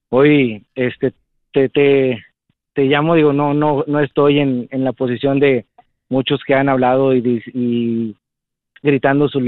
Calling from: Matamoros, Tamaulipas, Mexico; acá somos de atrás de Walmart, paseo residencial

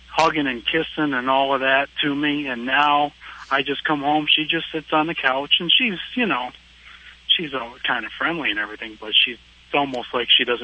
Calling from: Detroit, Michigan, United States

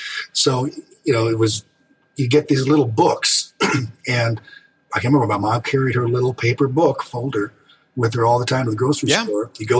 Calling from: Michigan, United States; I'm about 50 miles northwest of Detroit in Michigan. Snowy winter wonderland in Michigan right now.

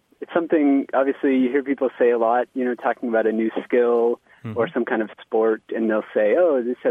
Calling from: Somerville, Massachusetts, United States; I'm calling from Somerville, Massachusetts.

